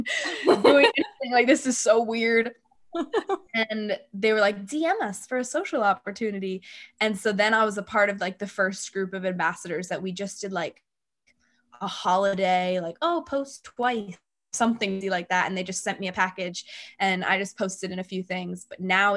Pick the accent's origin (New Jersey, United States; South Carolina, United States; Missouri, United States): New Jersey, United States; moved away as an adult; now in Austin, United States; I'm from New Jersey, but I just recently moved to Austin